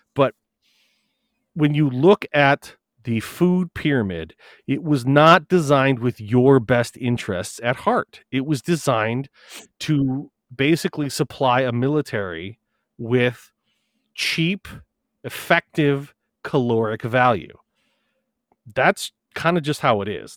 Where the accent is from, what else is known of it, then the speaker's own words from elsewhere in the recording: Wisconsin, United States; I'm coming from Wisconsin